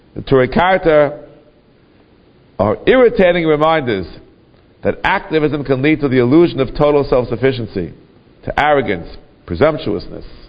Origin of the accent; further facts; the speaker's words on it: New York City, New York, United States; I grew up in Kew Garden Hills